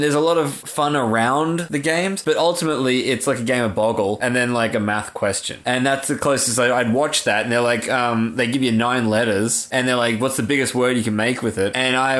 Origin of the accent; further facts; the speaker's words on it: Australia; I feel like as an Australian, it's our duty.